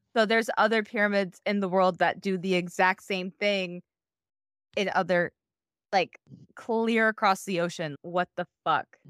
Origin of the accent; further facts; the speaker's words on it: Iowa, United States; the house I grew up in in Iowa